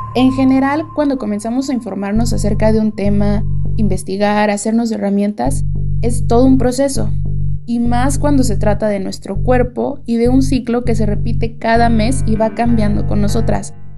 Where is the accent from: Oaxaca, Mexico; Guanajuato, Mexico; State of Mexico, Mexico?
State of Mexico, Mexico; Ciudad Nezahualcóyotl; tengo 20 años y soy de Ciudad Nezahualcóyotl